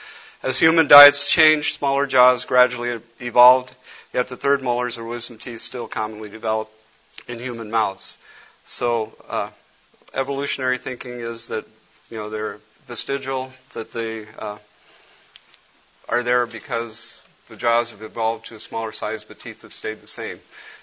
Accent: Cameroon; he was from Cameroon and knew I was from Cameroon

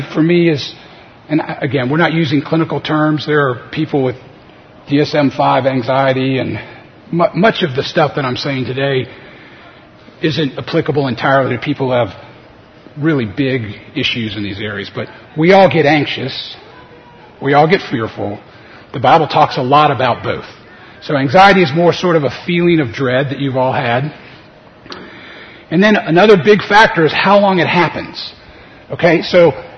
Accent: New Orleans, Louisiana, United States; I was a second-year medical student at LSU in New Orleans, my hometown

